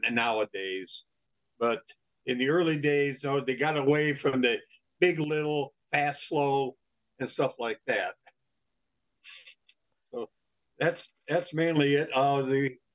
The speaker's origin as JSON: {"language": "English", "town": "San Francisco", "region": "California", "country": "United States", "tie": "born or raised there", "said": "I was raised in San Francisco"}